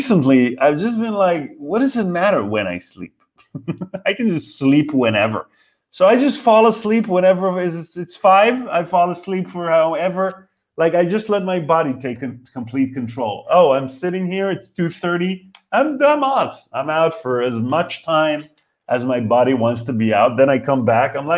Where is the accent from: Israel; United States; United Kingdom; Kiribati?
Israel; now in Berlin, Germany; We're from Israel.